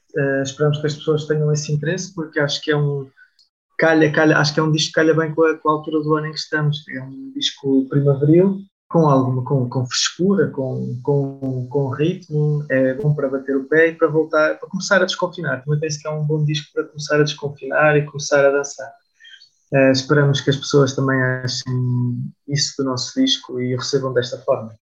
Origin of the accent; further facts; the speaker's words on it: Aveiro, Centro, Portugal; tenho 25 anos, sou da Aveiro